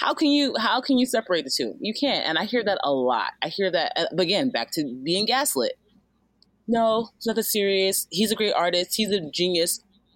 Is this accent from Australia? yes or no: no; Nigeria; now in Los Angeles, United States; I'm Nigerian too